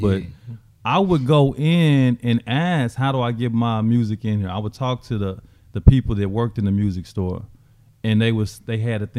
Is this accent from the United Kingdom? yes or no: no; Amarillo, Texas, United States; growing up in Amarillo, Hastings, the headquarters was based at Amarillo.